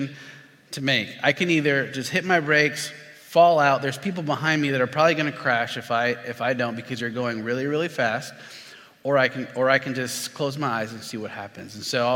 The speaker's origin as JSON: {"language": "English", "region": "Florida", "country": "United States", "said": "I'm from Florida"}